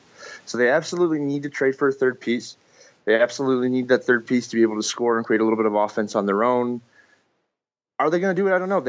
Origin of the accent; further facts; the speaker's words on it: Canada; I'm Canadian